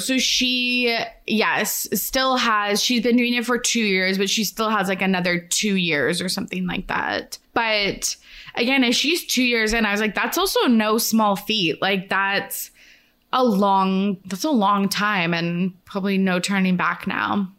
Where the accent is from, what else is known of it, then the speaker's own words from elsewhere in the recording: Canada; I'm Canadian